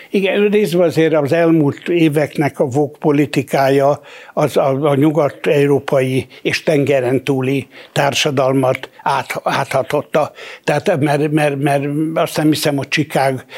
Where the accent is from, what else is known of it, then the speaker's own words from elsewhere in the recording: Hungary; nekem a nem tudom én hanyadi ziglen Magyarországon, én nem, én, én, én, én magyar vagyok.